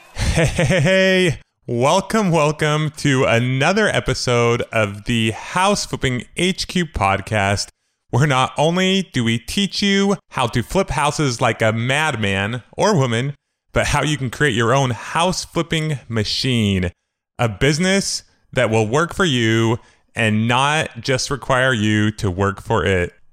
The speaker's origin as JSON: {"language": "English", "area": "Moreno Valley?, Riverside area", "region": "California", "country": "United States", "tie": "born or raised there", "also_born_or_lived": "Idaho", "said": "from second grade on, I grew up basically in Mariloma, California, Riverside area"}